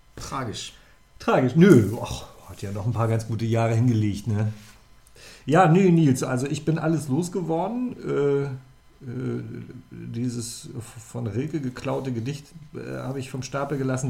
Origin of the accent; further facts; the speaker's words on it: Zonenrandgebiet, Germany; also born or lived in Göttingen; ich komme ja aus dem Zonenrandgebiet